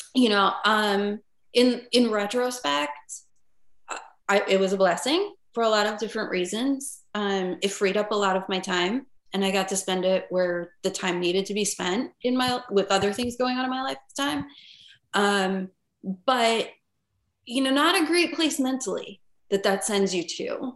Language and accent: English; northern New Jersey, United States; moved away as an adult; also born or lived in Connecticut; now in Chicago, United States; the town I grew up in was very small.